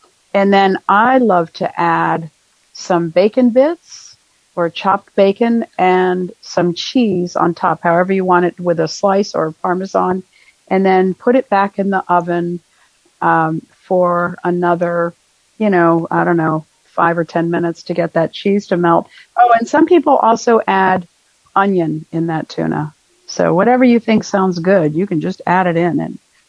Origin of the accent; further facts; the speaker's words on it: Dothan, Alabama, United States; I'm from Dothan, Alabama.